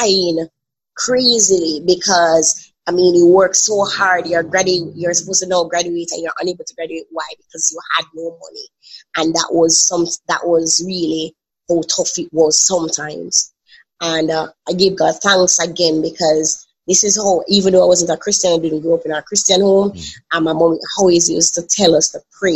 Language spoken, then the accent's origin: English; Kingston, Jamaica; I am from Kingston, Jamaica.